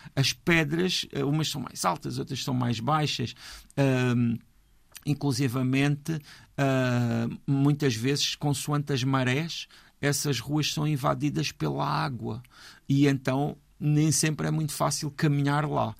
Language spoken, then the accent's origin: Portuguese; Portugal; para nós, que somos portugueses